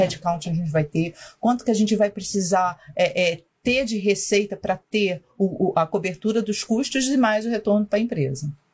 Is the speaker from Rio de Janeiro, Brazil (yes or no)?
yes; Rio de Janeiro, Brazil; accent: carioca; eu sou do Rio